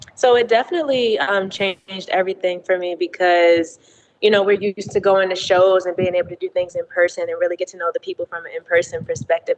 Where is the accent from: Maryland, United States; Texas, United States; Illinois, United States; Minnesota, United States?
Maryland, United States; Baltimore; now in Atlanta, United States; I'm originally from Baltimore, Maryland. Um, so born and raised there.